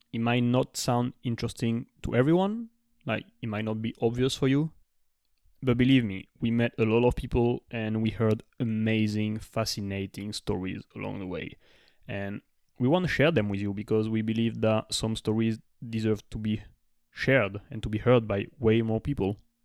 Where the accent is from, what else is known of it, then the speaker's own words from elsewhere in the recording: France; also born or lived in Australia; now in United States; I'm from France